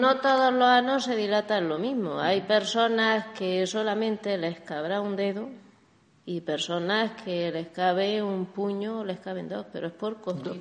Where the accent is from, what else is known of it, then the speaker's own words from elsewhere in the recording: Granada, Andalusia, Spain; now in Barcelona, Spain; yo como soy de Andalucía, soy de Granada